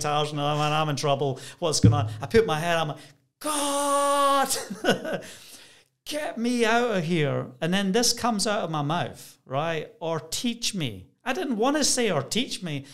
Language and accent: English; Scotland, United Kingdom; moved away as an adult; also born or lived in Bracknell, Berkshire; I'm Scottish